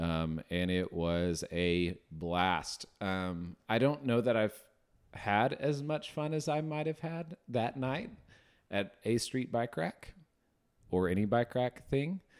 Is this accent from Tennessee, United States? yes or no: yes; Memphis, Tennessee, United States; now in Northwest Arkansas, United States; growing up in Memphis, we'd always go see the Redbirds